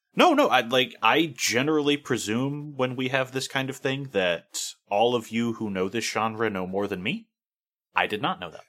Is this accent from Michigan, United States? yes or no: no; California, United States; I am from California